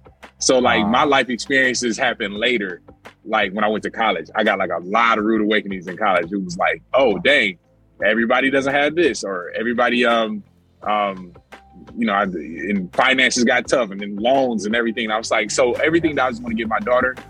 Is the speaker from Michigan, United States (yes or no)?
yes; Detroit, Michigan, United States; Yeah, Detroit.